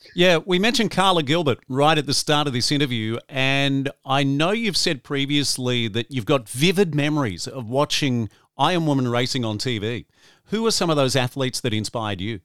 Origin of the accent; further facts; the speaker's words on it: Gold Coast, Queensland, Australia; the Gold Coast is my hometown.